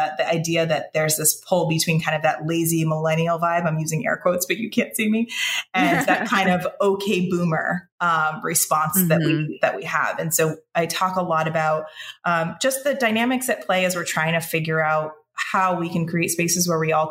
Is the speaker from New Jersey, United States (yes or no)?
no; Connecticut, United States; now in Boston area, United States; I'm originally from Connecticut